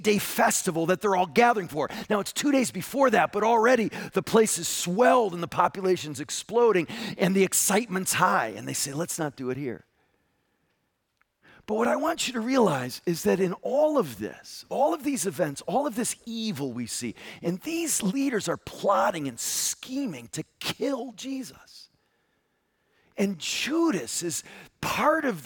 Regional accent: Connecticut, United States; I grew up in Connecticut

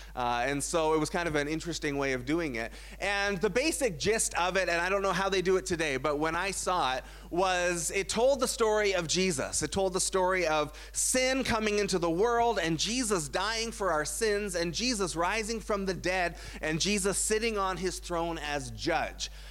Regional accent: Burlington, Ontario, Canada; I grew up in Burlington, Ontario

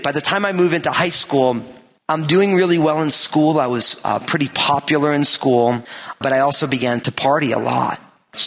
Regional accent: New Jersey, United States; I was born in New Jersey and raised there

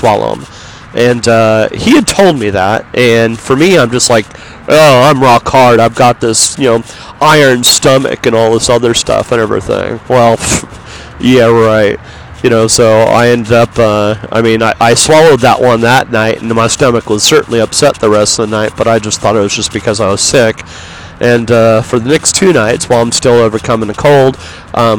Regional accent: Yorba Linda, California, United States; also born or lived in Los Angeles; I'm from Los Angeles, or I'm from Yorba Linda

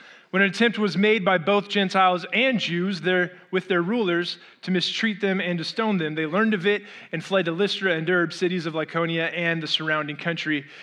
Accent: Orange County, Southern California, United States; moved away as an adult; also born or lived in Arizona; I grew up in Orange County and I left Orange County, Southern California, to move to Arizona

